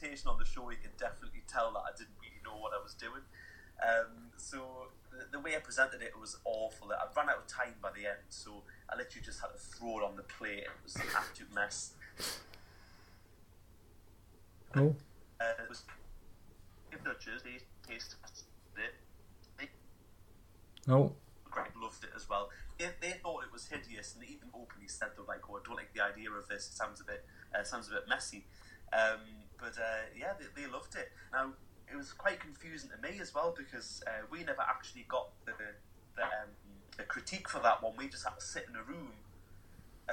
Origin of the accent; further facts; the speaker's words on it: Newcastle upon Tyne, North East England, United Kingdom; I'm from Newcastle myself